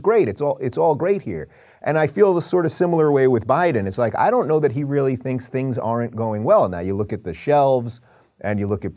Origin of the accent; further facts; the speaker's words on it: New York City, New York, United States; now in Florida, United States; I'm a New Yorker originally, so I say Florida